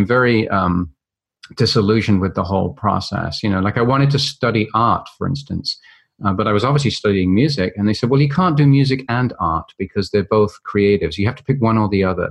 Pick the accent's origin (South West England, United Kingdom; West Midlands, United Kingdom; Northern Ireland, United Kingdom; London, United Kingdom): London, United Kingdom; I grew up in London, England, and went to a very traditional school